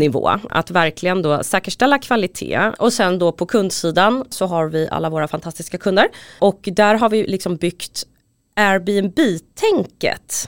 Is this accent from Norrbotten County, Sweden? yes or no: no; Stockholm, Stockholm County, Sweden; also born or lived in Huddinge; jag är uppvuxen på båda platserna, för mina föräldrar skilde sig när jag var ganska ung och pappa bodde i Husby och mamma bodde i Huddinge.